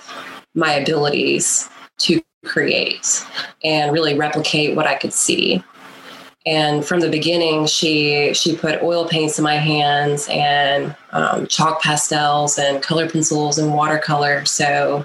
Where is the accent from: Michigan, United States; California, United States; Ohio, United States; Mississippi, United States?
Mississippi, United States; Pleasant Grove; I grew up in Pleasant Grove, Mississippi, which is not on the map anymore